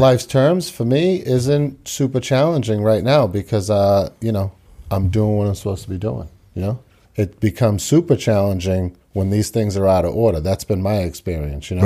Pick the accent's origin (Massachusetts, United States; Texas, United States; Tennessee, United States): Massachusetts, United States; Quincy; also born or lived in Tokyo, Japan; I grew up here in Quincy